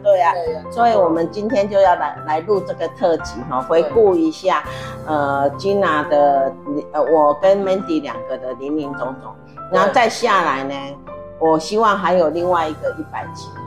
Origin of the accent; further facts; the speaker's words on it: Taiwan; moved away; also born or lived in South Africa; 我们台湾人啊，如何在海外跟中争争对岸啊，啊，呃，跟对岸哈竞争啊